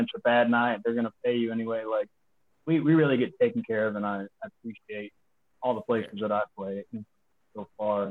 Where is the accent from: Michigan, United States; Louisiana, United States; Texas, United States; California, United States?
Texas, United States; I'm from Texas.